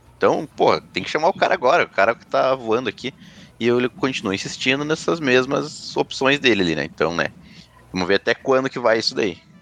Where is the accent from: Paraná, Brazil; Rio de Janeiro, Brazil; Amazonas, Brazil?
Paraná, Brazil; sou paranaense coxa branca